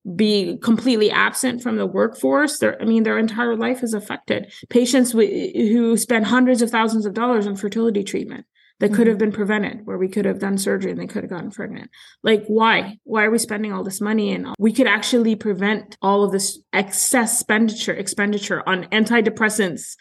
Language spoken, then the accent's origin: English; Canada; moved away as an adult; now in United States; I'm Canadian, so I came from the Canadian healthcare system